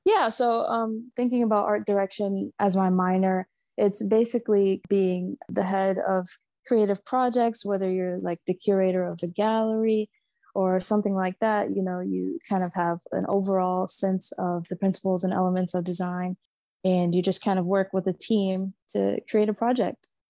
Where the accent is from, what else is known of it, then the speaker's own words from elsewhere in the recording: Savannah, Georgia, United States; I grew up in Savannah, so SCAD is everywhere all around the city